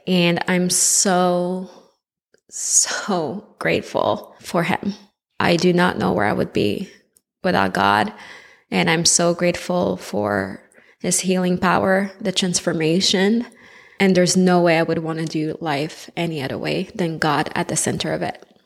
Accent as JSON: {"language": "English", "town": "Montreal", "region": "Quebec", "country": "Canada", "tie": "born or raised there", "said": "I was born in Montreal, Quebec, in Canada, so you might pick up on a little accent here and there"}